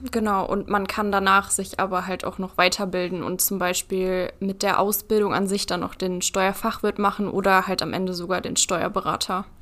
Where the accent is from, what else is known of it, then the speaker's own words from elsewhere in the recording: Peine, Lower Saxony, Germany; ich komme aus Peine